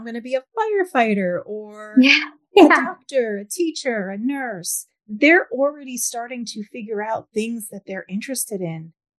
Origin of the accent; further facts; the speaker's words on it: New York, United States; I grew up in New York.